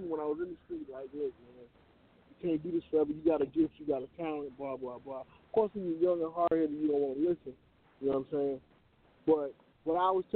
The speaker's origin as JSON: {"language": "English", "town": "Chicago", "region": "Illinois", "country": "United States", "tie": "born or raised there", "said": "growing up in Chicago"}